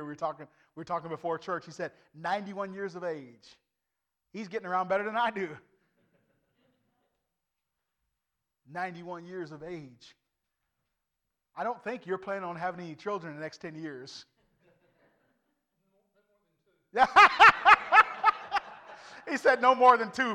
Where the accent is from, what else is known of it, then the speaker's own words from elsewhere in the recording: United States; I'm an American through and through